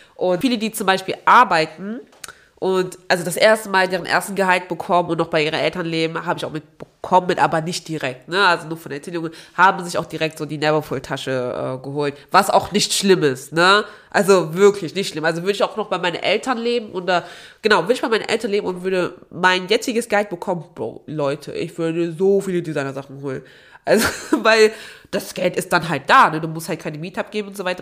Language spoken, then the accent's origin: German; Aachen, North Rhine-Westphalia, Germany; moved away as an adult; now in Hamburg, Germany; ich bin ja in Aachen geboren, aufgewachsen